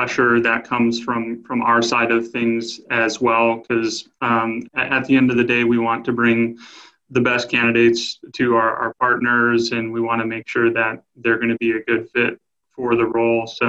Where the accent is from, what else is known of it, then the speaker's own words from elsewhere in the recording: New Mexico, United States; I grew up in New Mexico